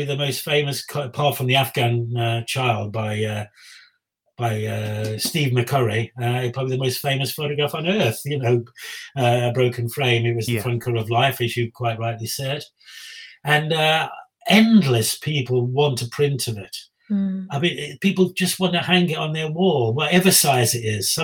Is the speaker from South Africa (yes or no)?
no; Black Country, West Midlands, United Kingdom; I'm from the Black Country